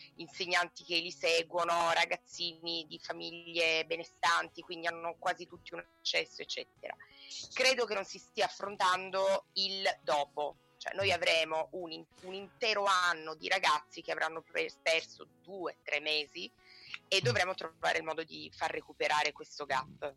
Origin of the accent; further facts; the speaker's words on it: Turin, Piedmont, Italy; also born or lived in province of Rome; now in Rome province, Italy; io da torinese che vive in provincia di Roma